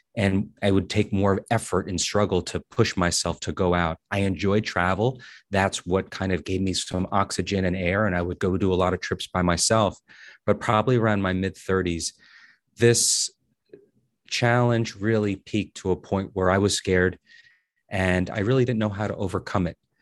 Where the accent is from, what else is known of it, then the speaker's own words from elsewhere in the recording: Paterson, New Jersey, United States; I'm from Paterson, New Jersey